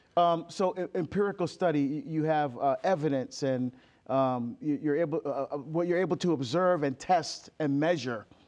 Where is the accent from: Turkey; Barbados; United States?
Barbados; I'm from Barbados. I love my heritage. I love our food, our music, our culture. I still speak our dialect.